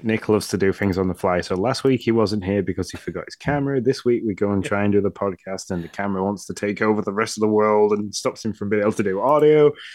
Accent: Yorkshire and the Humber, United Kingdom; being the Yorkshireman of this podcast

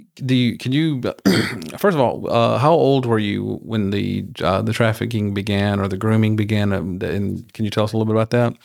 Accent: rural Georgia, United States; now in Houston, United States; I grew up in Georgia, but, n, not in Atlanta

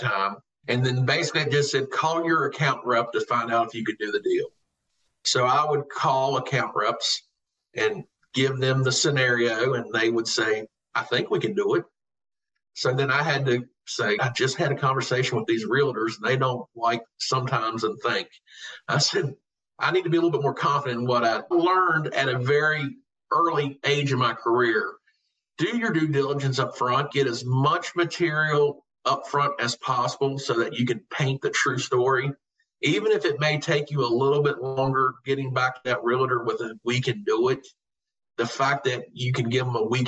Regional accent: Covington, Virginia, United States; So they sent me to Covington back home to my hometown.

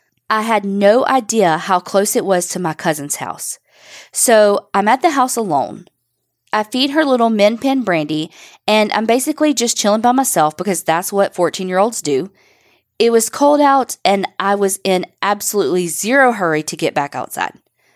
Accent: Kentucky, United States; I come from Knott County in the foothills of the Appalachian Mountains of eastern Kentucky. It's tiny and quiet, and just about everyone is related to one another.

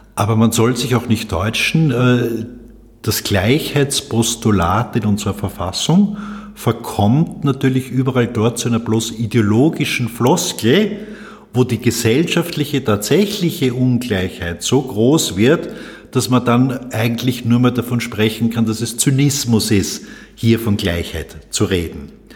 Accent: Salzburg, Austria; now in Vienna, Austria; Ich bin 1960 in Salzburg geboren, bin also Migrant in Wien

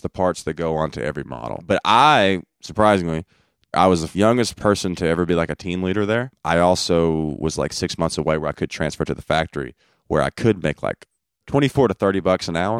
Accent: Brookwood, Alabama, United States; I am from Brookwood, Alabama.

